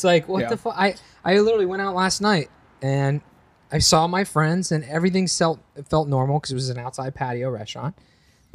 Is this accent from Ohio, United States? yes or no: yes; Ohio, United States; moved away; we're both from Ohio.